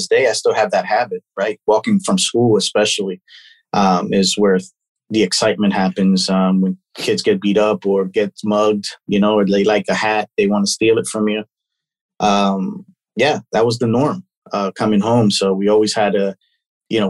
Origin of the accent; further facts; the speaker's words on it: Philadelphia, Pennsylvania, United States; now in Florida, United States; I'm originally, I was raised in Philadelphia. So I'm a Philly boy at heart.